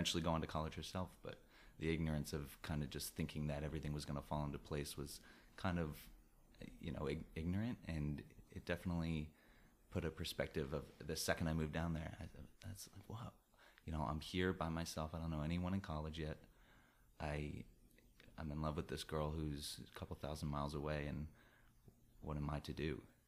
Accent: New Jersey, United States; moved away as an adult; also born or lived in Florida / Colorado; now in New York City, United States; I grew up in New Jersey

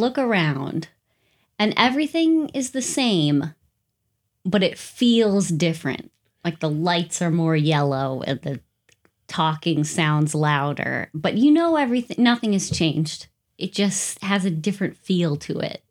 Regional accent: United States; I'm too American. There's not many castles around these parts

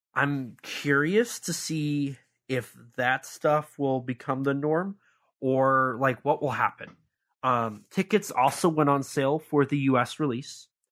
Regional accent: Missouri, United States; he's from my home state

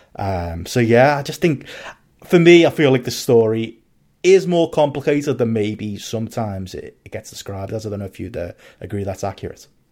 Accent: Liverpool, North West England, United Kingdom; and then I say Liverpool

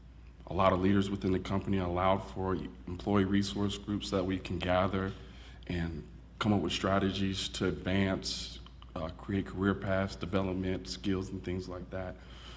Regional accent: Houston, Texas, United States; I'm from Houston, Texas. And I'm married to my beautiful wife

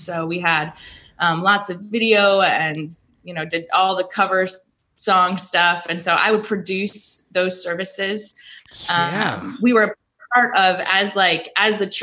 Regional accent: Detroit, Michigan, United States; moved away as an adult; now in Manhattan, United States; we're Midwest folks. And so we were a part of a very large church in the Metro Detroit area that I actually started attending when I was 11 years old. So I kind of grew up in that church

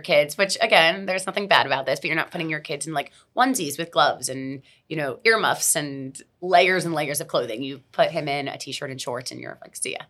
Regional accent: Miami, Florida, United States; I'm born and raised in Miami

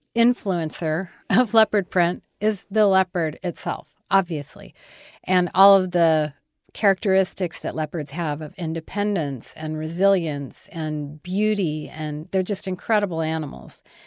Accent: Denver, Colorado, United States; also born or lived in Kansas; I was born in Denver

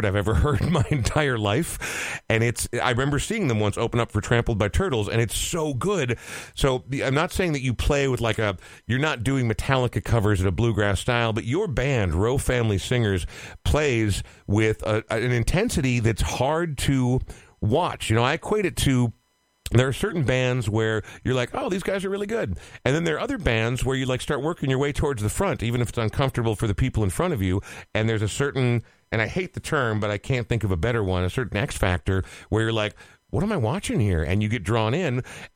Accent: Coon Rapids, Minnesota, United States; also born or lived in Oregon; I grew up in Coon Rapids, Minnesota

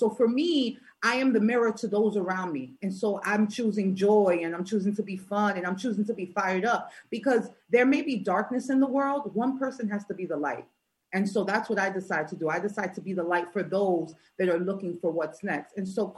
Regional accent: New York City, New York, United States; I'm from New York, right? I'm from Brooklyn

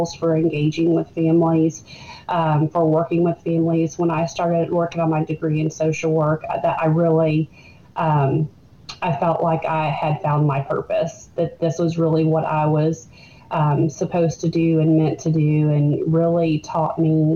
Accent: Burlington, Kentucky, United States; moved away as an adult; now in Georgetown, United States; I am from Burlington. That's where I grew up.

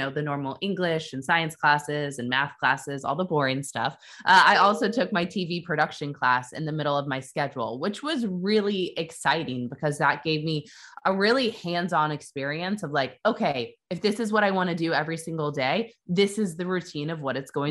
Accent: Kansas City, Missouri, United States; moved away as an adult; also born or lived in Iowa City, Iowa / New York City; So I'm from Kansas City, Missouri. That's where I grew up.

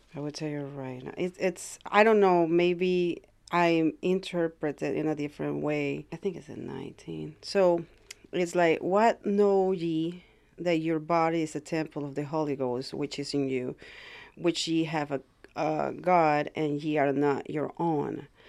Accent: Ecuador; now in United States; I'm from Ecuador. I came to the United States, like, uh, maybe twenty, thirty years ago

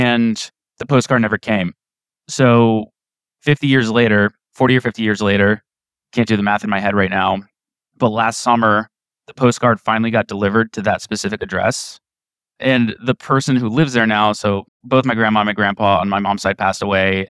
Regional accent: Maryland, United States; first language Polish; English is a second language; now in New York City, United States; I was born a couple years later in 1988. Grew up in the Maryland area

